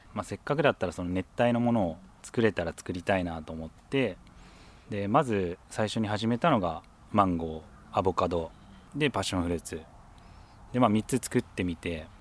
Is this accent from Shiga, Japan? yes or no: no; Tokyo, Japan; moved away as an adult; now in Tateyama, Japan; もともと東京出身